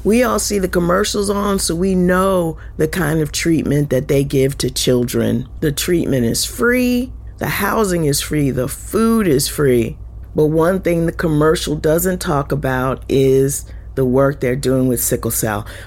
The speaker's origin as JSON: {"language": "English", "town": "Winston-Salem", "region": "North Carolina", "country": "United States", "said": "I'm from North Carolina."}